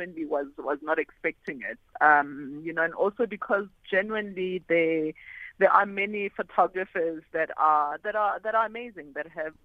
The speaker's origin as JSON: {"language": "English", "country": "South Africa", "said": "a South African Black female photographer"}